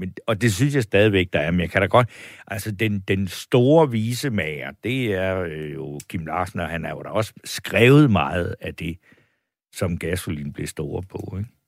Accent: Funen, Southern Denmark, Denmark; jeg er vokset op i Ense, det er heller ikke så langt derfra

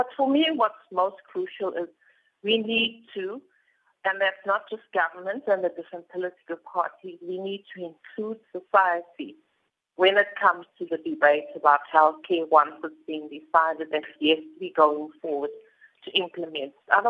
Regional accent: South Africa; whilst I'm not saying that we as South Africans

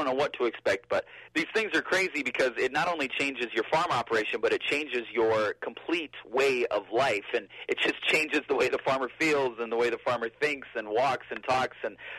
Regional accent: Michigan, United States; now in Wisconsin, United States; my home state of Michigan.

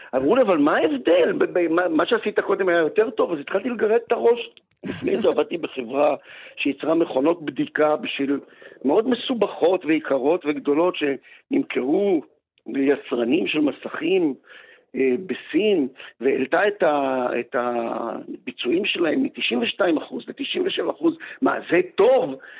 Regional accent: Israel; המקום הזה שאני נולדתי בו ואבא שלי נולד בו

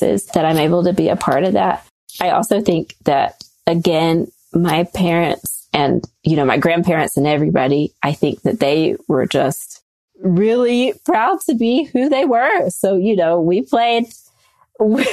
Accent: North Carolina, United States; now in Salt Lake City, United States; growing up in North Carolina

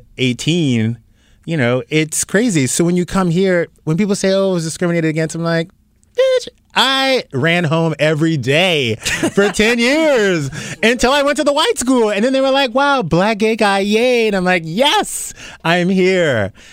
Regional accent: South Louisiana, United States; now in California, United States; I grew up in South Louisiana, and... that's the scariest place to be black and gay.

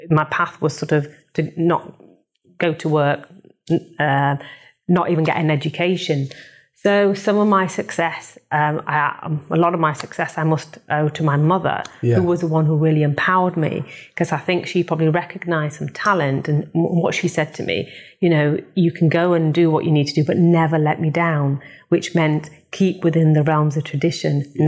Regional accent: Bradford, Yorkshire and the Humber, United Kingdom; I was born in Bradford

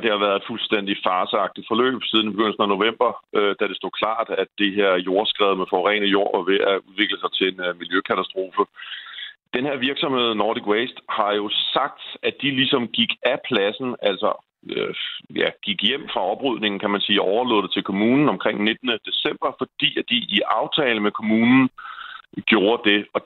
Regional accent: Denmark; jeg simpelthen som dansker sidder og har fulgt med i den her sag

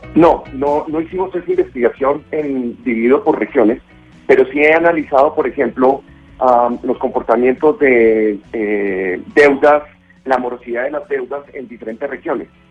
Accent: Colombia; como colombiano

